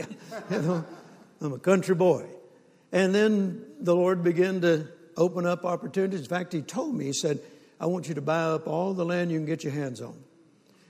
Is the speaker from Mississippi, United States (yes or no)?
yes; Mississippi, United States; moved away; also born or lived in Shreveport, Louisiana; I was born in Mississippi on a farm